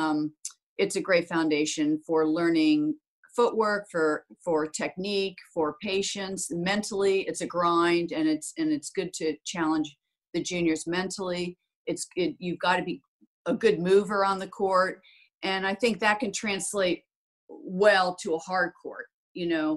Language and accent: English; Florida, United States; I was brought up on clay in Florida